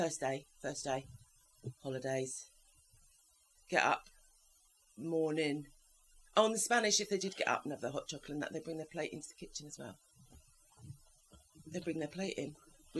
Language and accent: English; England, United Kingdom; moved away as an adult; now in Spain